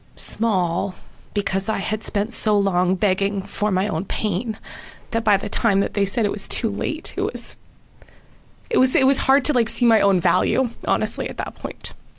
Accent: Winnipeg, Manitoba, Canada; moved away as an adult; also born or lived in London, United Kingdom; now in North Carolina, United States; my hometown of Winnipeg

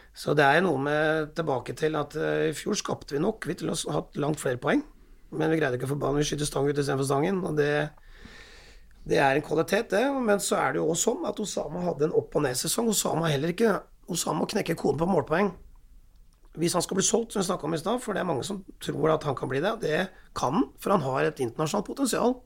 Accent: Raufoss, Innlandet, Norway; moved away; also born or lived in Telemark; jeg vokste opp på Raufoss

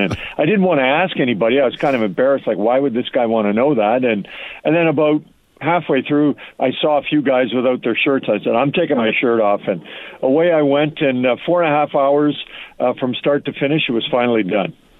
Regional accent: Edmonton, Alberta, Canada; I've been lucky enough to cover the NHL in my hometown

